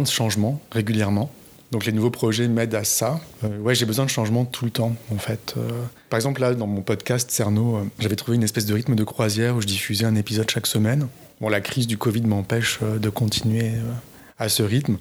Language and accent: French; southern France, France; je viens du sud de la France je sais qu'on fait certaines fautes, euh, certaines fautes culturelles en fait euh, dans la région où je viens, que mes parents faisaient